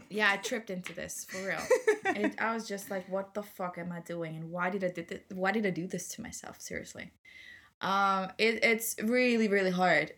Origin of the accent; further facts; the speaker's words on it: Austria; English is a second language; Austrian like I am